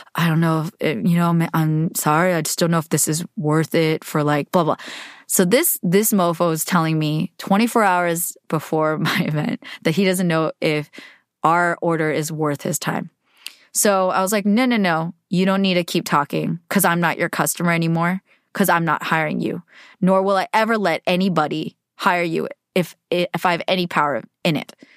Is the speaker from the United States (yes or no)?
yes; United States; I'm Asian American